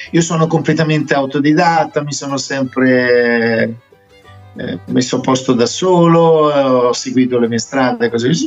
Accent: Italy; also born or lived in England; mia mamma era roma- romana, e mio padre è inglese come me, io sono nato in Inghilterra, sono, sono arrivato in Italia che avevo solo 5 anni e, e, poi sono approdato a Brescia

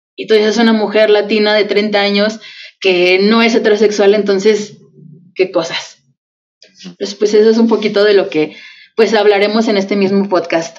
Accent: Mexico; vivimos las dos en México, somos mexicanas

